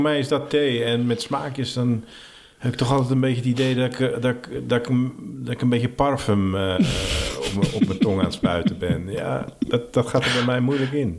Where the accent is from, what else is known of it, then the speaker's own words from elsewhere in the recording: West Friesland, North Holland, Netherlands; ik kom uit West-Friesland